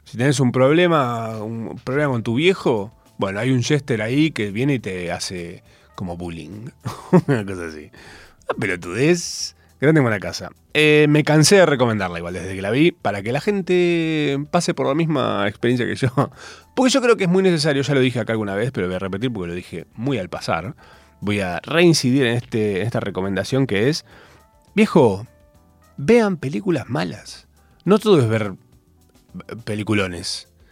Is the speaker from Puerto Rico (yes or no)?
no; Capilla del Monte, Córdoba, Argentina; now in Buenos Aires, Argentina; Yo soy de Córdoba